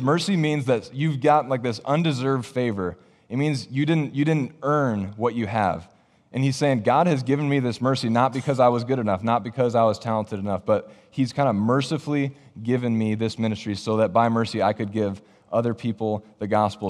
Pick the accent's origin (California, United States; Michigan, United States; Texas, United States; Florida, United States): Michigan, United States; moved away as an adult; also born or lived in Ohio; now in Iowa, United States; my family and I, we're originally from Michigan.